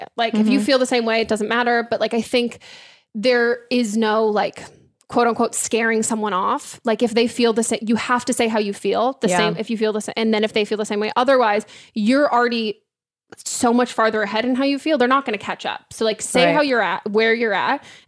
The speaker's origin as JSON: {"language": "English", "region": "California", "country": "United States", "tie": "born or raised there", "said": "I grew up in California"}